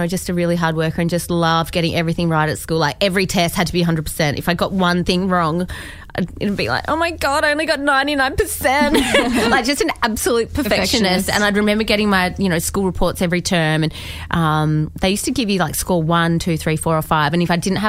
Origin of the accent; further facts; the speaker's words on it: Perth, Western Australia, Australia; I grew up in Perth